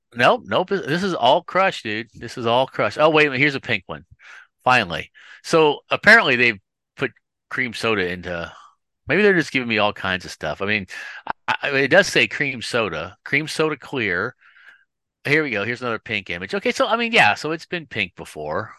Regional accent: Kansas City, United States; I'm from Kansas City

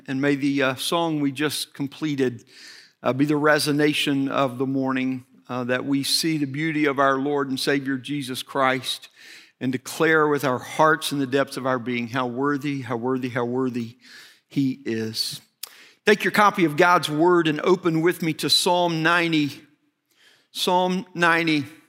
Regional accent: Arkansas, United States; moved away as an adult; now in Texas, United States; I grew up in Arkansas

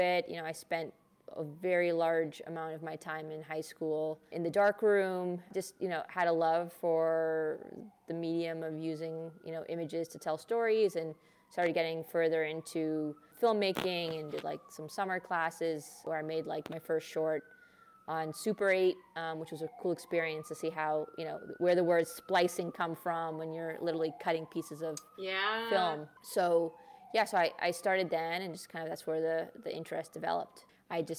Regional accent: Chicago, Illinois, United States; first language Hindi; moved away as an adult; now in New York, United States; I was born and raised in Hyde Park. I was there until I went to college.

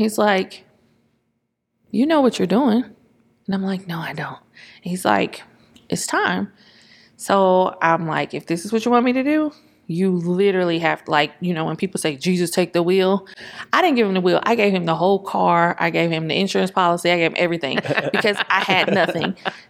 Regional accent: St. Louis, Missouri, United States; Because we come from St. Louis. Everything is literally 15, 20 minutes away.

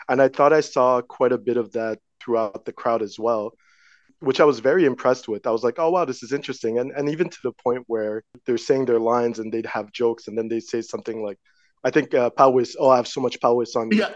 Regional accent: Montreal, Quebec, Canada; I'm born and raised in Montreal, Quebec, Canada.

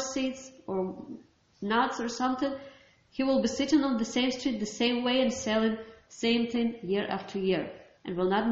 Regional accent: Ukraine; I'm from Ukraine

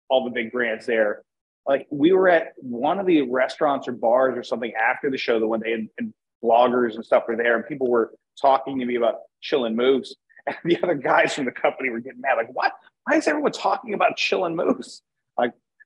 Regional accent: Wilkes-Barre, Pennsylvania, United States; also born or lived in Virginia; where I was at the time I was growing up, it was like the Wilkes-Barre Scranton area

